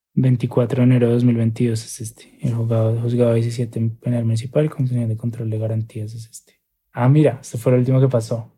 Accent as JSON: {"language": "Spanish", "country": "Colombia", "said": "soy periodista colombiano"}